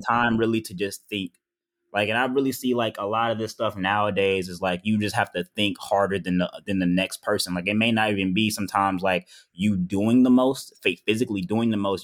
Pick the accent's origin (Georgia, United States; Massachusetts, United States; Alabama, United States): Georgia, United States; Powder Springs; I was raised in Powder Springs, Georgia